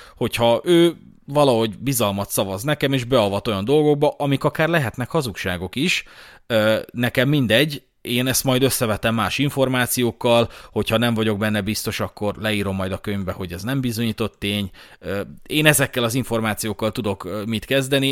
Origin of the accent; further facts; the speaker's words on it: Budapest, Hungary; budapesti vagyok